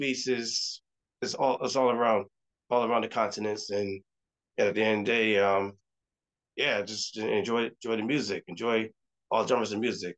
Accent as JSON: {"language": "English", "region": "Connecticut", "country": "United States", "tie": "born or raised there", "said": "I was born and raised in Connecticut. My family's from the island of Barbados"}